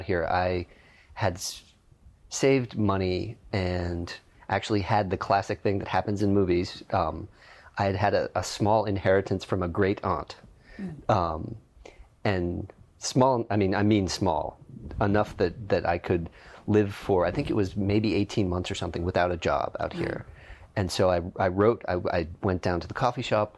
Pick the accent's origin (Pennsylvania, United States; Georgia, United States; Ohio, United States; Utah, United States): Pennsylvania, United States; Pittsburgh; also born or lived in New York; now in Los Angeles, United States; I am from Pittsburgh, Pennsylvania